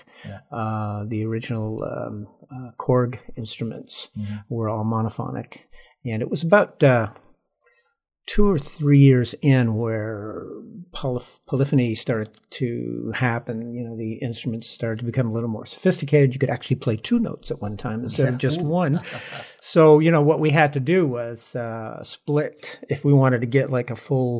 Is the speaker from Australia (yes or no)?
no; Montreal, Quebec, Canada; moved away as an adult; also born or lived in California; I was born and grew up in Montreal